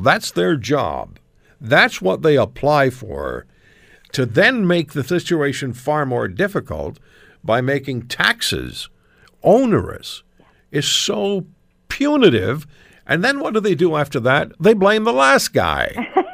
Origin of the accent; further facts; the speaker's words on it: Canada; just as one Canadian